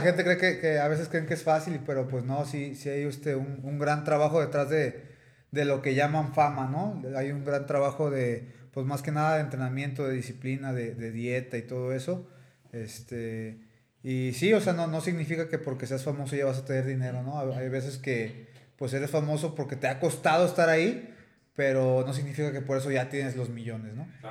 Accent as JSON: {"language": "Spanish", "town": "Tepic", "region": "Nayarit", "country": "Mexico", "moved": "as an adult", "lives_now": "Guadalajara, Mexico", "said": "yo soy de Tepic, ahorita este, pues estoy radicando aquí en Guadalajara"}